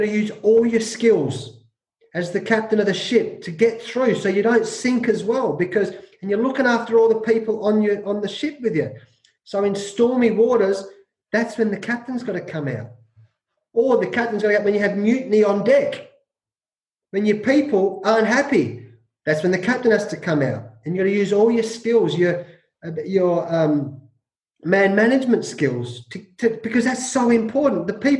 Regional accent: New Zealand; So as a New Zealander, the old Anzac brothers, mate, I love the All Blacks.

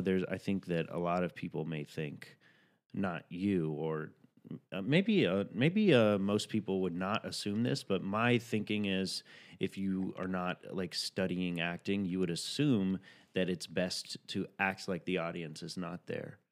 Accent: the South, United States; I'm from the South

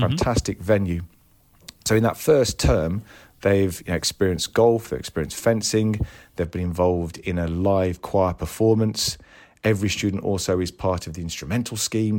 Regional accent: Tamworth, West Midlands, United Kingdom; moved away as an adult; now in Croydon, United Kingdom; I was brought up in a town just outside Birmingham, um, called Tamworth.

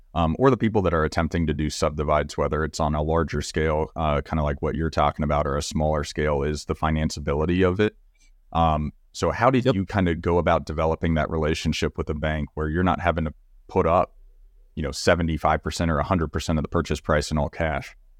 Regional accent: Magnolia, Texas, United States; I grew up in Magnolia, Texas, which is you know 30 minutes down the road from College Station

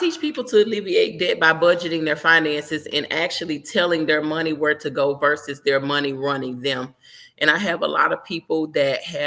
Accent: Memphis, Tennessee, United States; now in Miami, United States; I'm from Memphis, but living in Miami now

